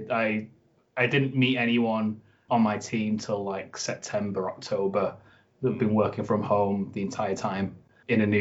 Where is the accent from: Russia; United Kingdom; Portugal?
United Kingdom; Oldham, North West England; moved away as an adult; also born or lived in Huddersfield; now in Leeds, United Kingdom; I'm actually from Oldham, so I'm a little bit further away.